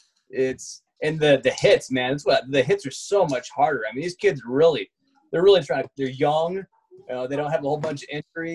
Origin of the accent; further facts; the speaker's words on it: Lansing, Michigan, United States; I was born in Lansing, Michigan. Home of the Spartans